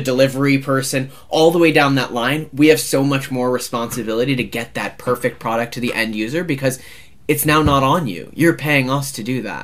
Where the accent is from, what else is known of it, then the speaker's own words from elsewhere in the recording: United States; as an American as someone who grew up like with like cereal on the table